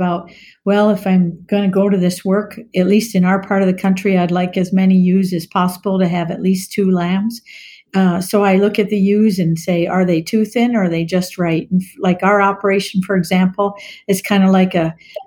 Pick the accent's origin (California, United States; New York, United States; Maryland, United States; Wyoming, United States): Maryland, United States; moved away as an adult; also born or lived in Virginia; now in Minnesota, United States; I grew up on the East Coast in Maryland and went to vet school in Virginia and moved to Minnesota for a job